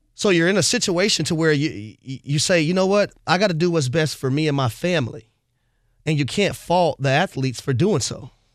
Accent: United States; being an American

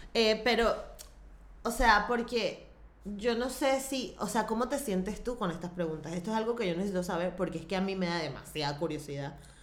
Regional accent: Venezuela; como la venezolana, este, somos mayoritariamente católicos

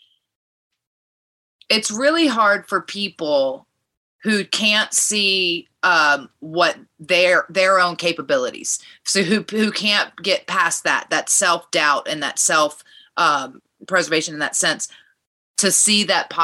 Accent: Richmond, Virginia, United States; I grew up in Virginia

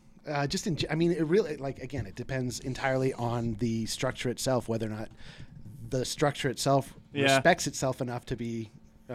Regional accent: Fort Collins, Colorado, United States; I grew up in Fort Collins.

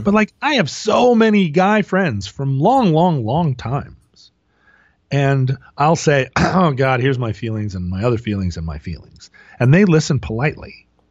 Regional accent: Alaska, United States; born or raised there

